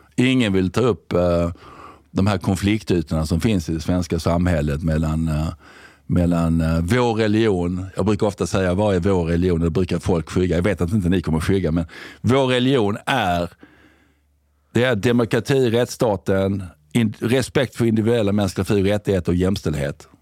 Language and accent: Swedish; Sweden; also born or lived in United Kingdom; jag kom ju hem ifrån Storbritannien 2005